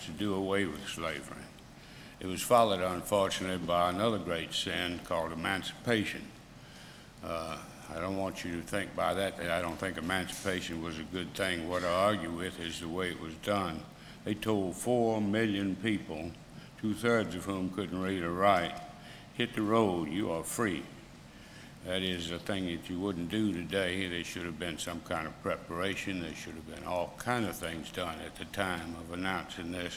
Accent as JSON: {"language": "English", "region": "Mississippi", "country": "United States", "tie": "born or raised there", "said": "I grew up in Mississippi"}